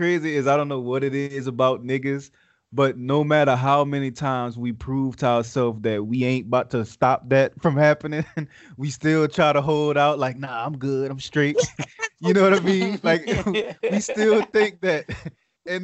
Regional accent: the South, United States; I don't know if I'm whack for saying this, but I guess because I'm from the South, but I'm going to say …

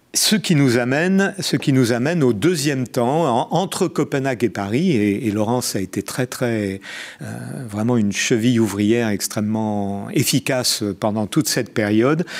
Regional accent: Algiers, Algiers Province, Algeria; moved away; je suis né à Alger

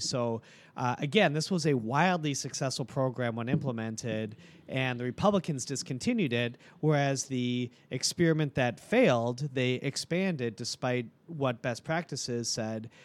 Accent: Milwaukee, Wisconsin, United States; I'm from Milwaukee my whole life

